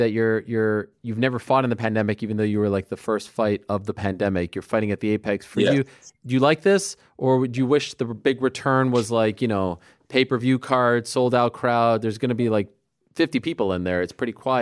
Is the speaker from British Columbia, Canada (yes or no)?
no; Montreal, Quebec, Canada; moved away; I'm from Montreal